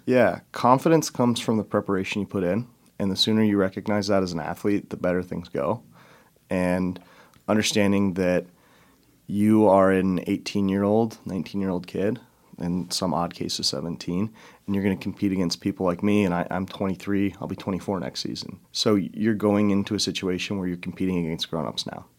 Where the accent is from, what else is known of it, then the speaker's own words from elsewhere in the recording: Chicago, Illinois, United States; moved away as an adult; also born or lived in Denver, Colorado; now in Sioux Falls, United States; I'm originally from Denver, went to high school in Chicago